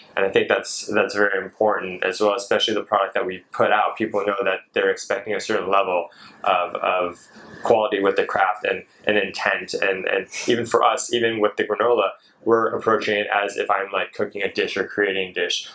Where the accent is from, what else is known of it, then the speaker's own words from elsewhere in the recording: Seattle, Washington, United States; moved away as an adult; also born or lived in San Francisco, California; now in Malaysia; I was born in San Francisco. Grew up in Seattle